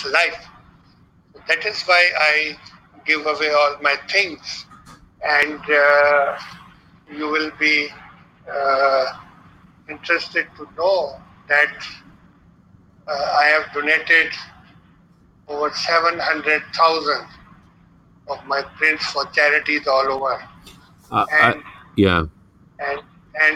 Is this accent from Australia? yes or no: no; Balochistan, Pakistan; moved away; also born or lived in Lahore, Punjab, Pakistan; I was born in Pakistan on 13th August 1954 at a remote area called Norelai in the province of Balochistan. And when I was born, there was no electricity there. Then I shifted to the province of Punjab, Lahore, for my education